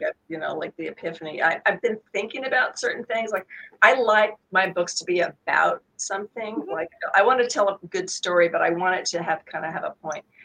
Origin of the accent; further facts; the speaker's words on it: Sacramento, California, United States; Sacramento, which is my hometown